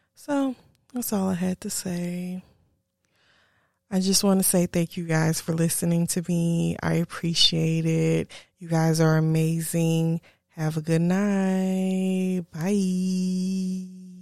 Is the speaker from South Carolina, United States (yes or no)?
yes; South Carolina, United States; moved away as an adult; also born or lived in Charlotte, North Carolina; now in Texas, United States; I kept going back to South Carolina. Kept going backwards. Kept trying to see what was there. Kept dating men from South Carolina, knowing I wanted to get away from that, from my hometown